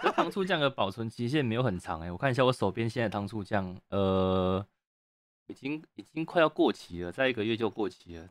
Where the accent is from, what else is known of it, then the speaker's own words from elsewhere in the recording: Taiwan; 一个我们台湾人认为很。正常在外觅食的一个时间